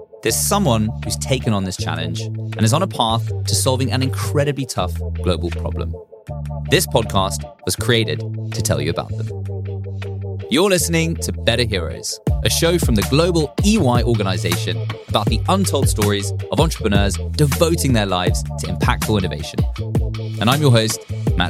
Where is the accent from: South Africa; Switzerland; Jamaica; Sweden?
South Africa; I come from South Africa